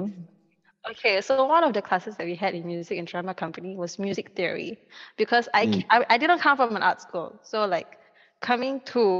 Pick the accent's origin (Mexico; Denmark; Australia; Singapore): Singapore; As a Singaporean, we are slave to CPF.